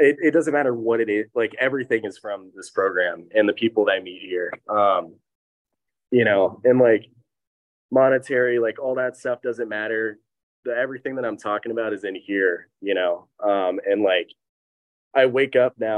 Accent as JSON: {"language": "English", "town": "Laguna Niguel", "region": "California", "country": "United States", "tie": "born or raised there", "also_born_or_lived": "Upland, California / Jacksonville, Florida", "said": "I actually grew up here"}